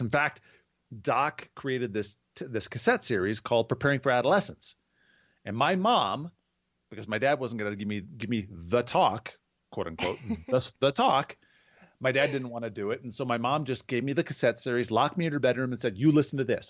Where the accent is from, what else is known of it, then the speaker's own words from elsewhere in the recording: Southern Wisconsin, United States; moved away as an adult; now in Colorado Springs, United States; born and raised in Southern Wisconsin